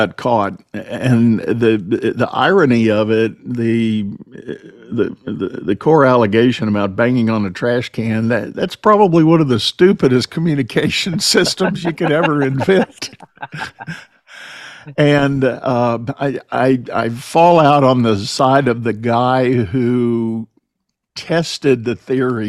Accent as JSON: {"language": "English", "town": "San Antonio", "region": "Texas", "country": "United States", "tie": "born or raised there", "said": "I grew up in San Antonio"}